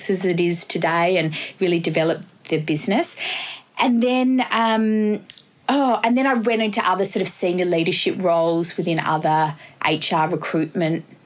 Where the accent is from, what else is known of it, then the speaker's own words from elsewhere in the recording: Perth, Western Australia, Australia; moved away as an adult; now in Sydney, Australia; I'm from Western Australia originally, so I worked with unions over in WA